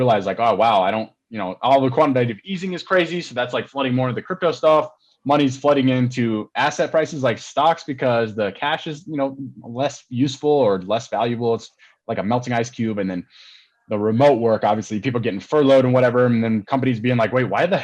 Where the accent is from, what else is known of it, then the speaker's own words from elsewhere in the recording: Colorado, United States; moved away; also born or lived in Atlanta, Georgia, United States; I was born there, not this one, but the other one. And then we moved to Colorado when I was younger, but like, I was born in Atlanta